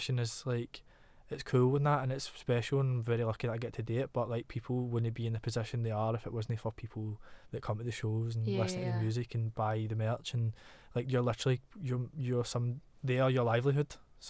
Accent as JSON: {"language": "English", "town": "Glasgow", "region": "Scotland", "country": "United Kingdom", "said": "Glasgow, like the bullshit-o-meter is so potent. Like, every time I come home, my mum's like, check my accent to make sure it's still in check. I could never change my accent"}